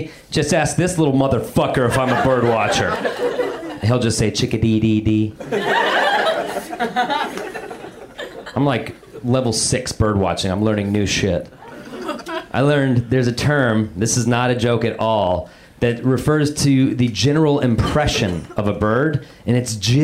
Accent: Denver, Colorado, United States; I'm from Denver

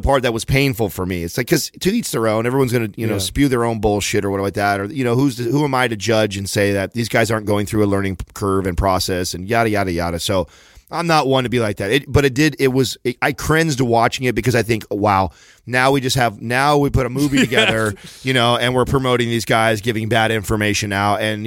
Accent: San Jose, California, United States; I wanted to do it in my hometown

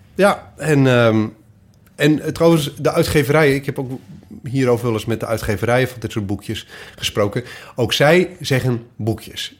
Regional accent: Twente, Overijssel, Netherlands; also born or lived in Goor; now in Cologne, Germany; ik kom uit Twente. Of tenminste ben ik groot geworden.

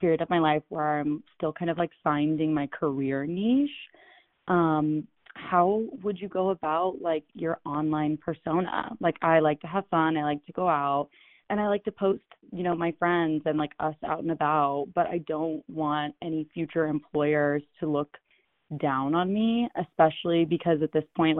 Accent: San Francisco, California, United States

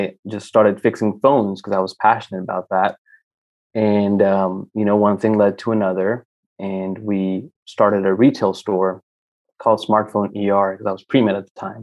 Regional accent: Tyler, Texas, United States; also born or lived in Mumbai, India / New York; we came from Mumbai, India. I was 7 years old, and that was in 1997

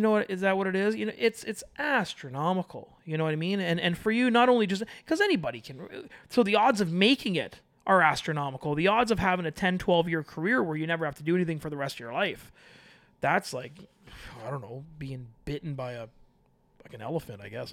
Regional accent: Toronto, Ontario, Canada; I'm from Toronto

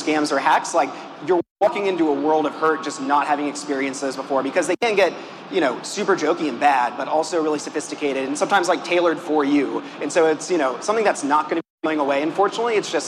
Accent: Atlanta, Georgia, United States; now in Brooklyn, United States; I'm from Atlanta.

